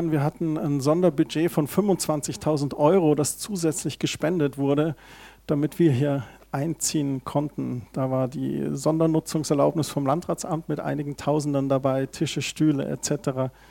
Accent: Heimstetten, Bavaria, Germany; da bin ich aufgewachsen in Heimstetten

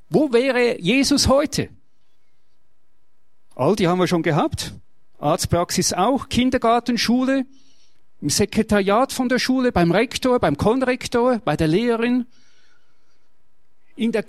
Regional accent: Switzerland; Ich bin Schweizer und ich lebe das Schützenwesen.

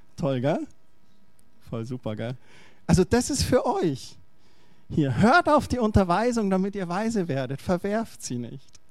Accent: Germany; ich bin Deutscher.

